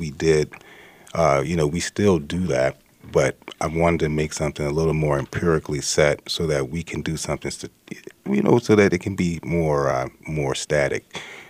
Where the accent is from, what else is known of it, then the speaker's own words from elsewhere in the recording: the South, United States; You know, I'm from the South.